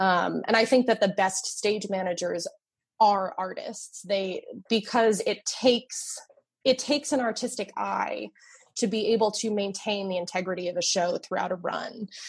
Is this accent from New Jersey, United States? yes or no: yes; New Jersey, United States; moved away as an adult; now in Chicago, United States; I grew up in New Jersey.